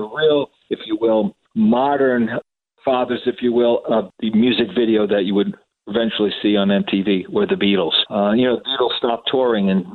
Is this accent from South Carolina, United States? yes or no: no; New Jersey, United States; my home state of New Jersey